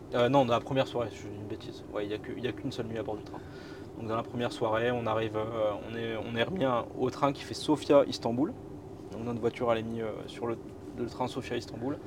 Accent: Boulogne-sur-Mer, Hauts-de-France, France; je viens de Boulogne-sur-Mer, d'où je suis originaire

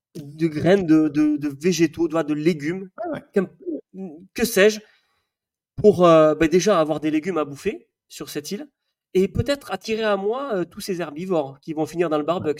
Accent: the South-West, south-west France, France; now in Savoie, France; je suis quand même du Sud-Ouest

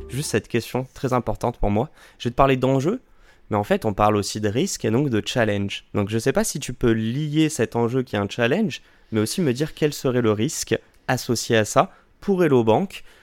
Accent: Paris, Île-de-France, France; Moi, je suis parisien

